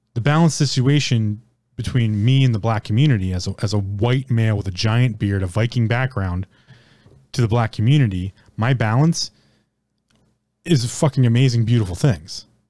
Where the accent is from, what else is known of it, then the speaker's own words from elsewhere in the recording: United States; as an American, born and raised in America